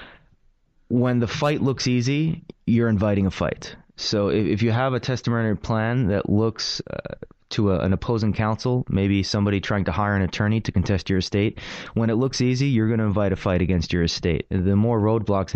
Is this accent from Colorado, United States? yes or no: no; New York City, New York, United States; I grew up here in Brooklyn